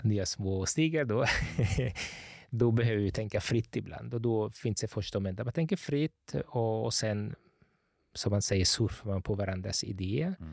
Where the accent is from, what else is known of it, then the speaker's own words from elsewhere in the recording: Gothenburg, Västra Götaland, Sweden; born there; also born or lived in Italy; Eh, jag är född i Göteborg.